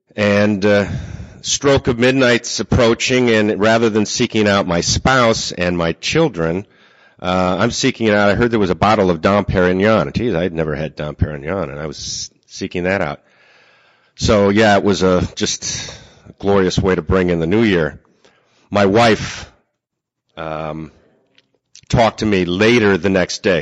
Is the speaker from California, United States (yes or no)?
no; Seaford, New York, United States; I'm from Seaford, New York.